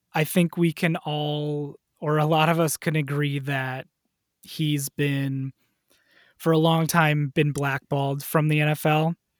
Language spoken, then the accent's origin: English; Wisconsin, United States; I grew up in Wisconsin